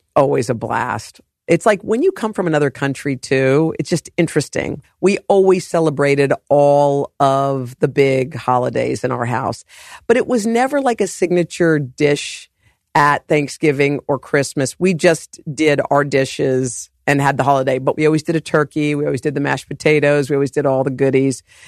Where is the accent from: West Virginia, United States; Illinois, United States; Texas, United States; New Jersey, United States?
West Virginia, United States; Morgantown; moved away; also born or lived in Oklahoma / New Orleans; we grew up in Morgantown. We moved to Virginia